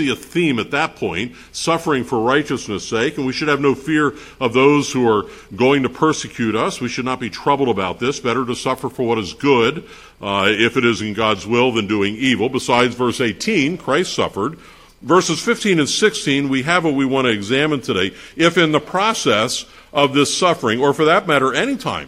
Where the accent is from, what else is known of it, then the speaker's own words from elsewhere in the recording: Pennsylvania, United States; I'm from Pennsylvania